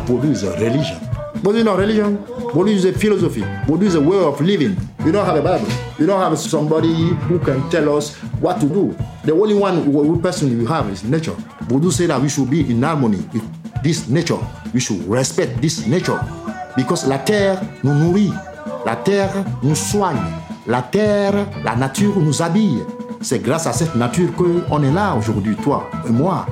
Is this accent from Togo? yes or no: yes; Togo; moved away as an adult; also born or lived in London; now in Lyon, France; grown in Togo and uh, play music in Togo